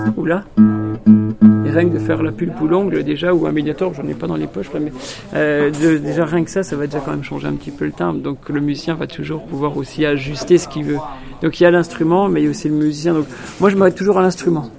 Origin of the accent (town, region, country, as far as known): Montbéliard area, Bourgogne-Franche-Comté, France; born or raised there; moved away